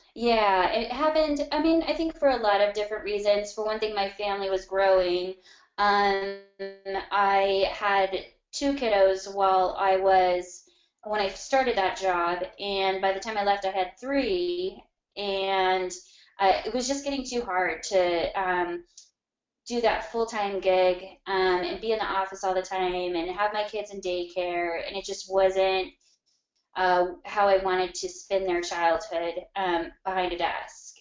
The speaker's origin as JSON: {"language": "English", "town": "Arvada", "region": "Colorado", "country": "United States", "tie": "born or raised there", "said": "a little bit northwest of downtown, um, in a city called Arvada, Colorado"}